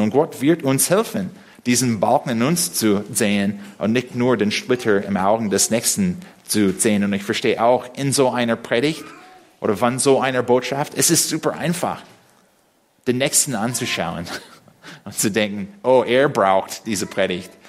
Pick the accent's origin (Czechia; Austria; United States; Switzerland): United States; first language English; German is a second language; now in Berlin, Germany; als Amerikaner, der Englisch als Muttersprache spricht